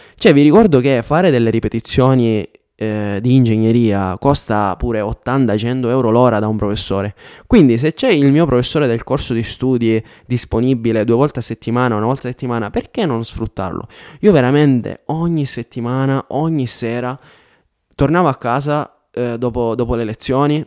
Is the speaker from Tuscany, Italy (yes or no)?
no; Biancavilla, Sicily, Italy; moved away as an adult; also born or lived in Catania / Milan; now in Denmark; io vengo da Biancavilla, che è una città di 24.000 abitanti, andavo all'università a Catania